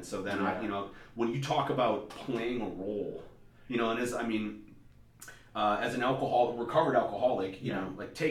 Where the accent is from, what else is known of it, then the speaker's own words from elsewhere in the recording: Minnesota, United States; now in Southern California, United States; I'm from Minnesota.